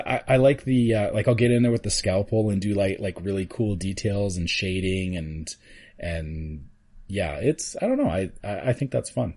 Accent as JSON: {"language": "English", "country": "Canada", "said": "being Canadian, we've already had Thanksgiving"}